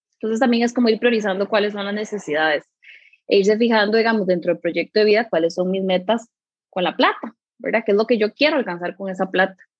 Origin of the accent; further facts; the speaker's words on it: Curridabat, San José, Costa Rica; Yo soy de aquí de Curry